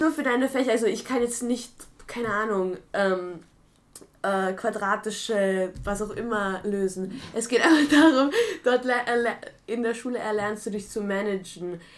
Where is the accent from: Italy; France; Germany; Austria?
Austria; also born or lived in Prague; obwohl ich hier mein ganzes Leben aufgewachsen bin